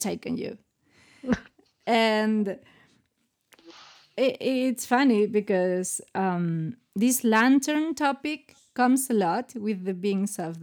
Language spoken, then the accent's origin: English; Spain